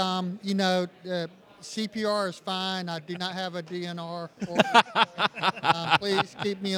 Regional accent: Williston, South Carolina, United States; from Williston, South Carolina.

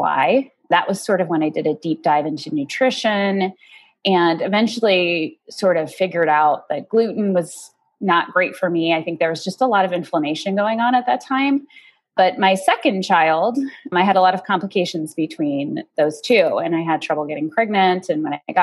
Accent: Golden, Colorado, United States; also born or lived in Boulder; I grew up in Golden, went to college in Boulder

